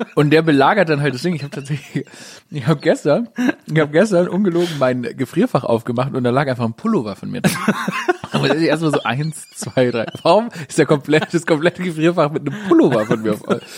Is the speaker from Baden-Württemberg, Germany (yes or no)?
yes; Stuttgart, Baden-Württemberg, Germany; moved away; ich bin wirklich in Stuttgart Downtown aufgewachsen